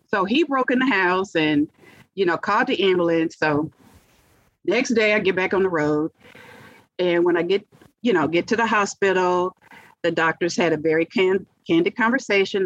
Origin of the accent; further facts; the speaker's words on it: Monroe, Louisiana, United States; moved away as an adult; now in Dallas, United States; So back then we ate from the ground because I'm from Monroe, Louisiana.